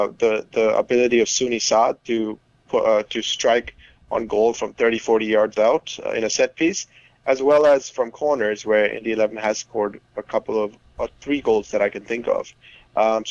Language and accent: English; India; moved away; I grew up in India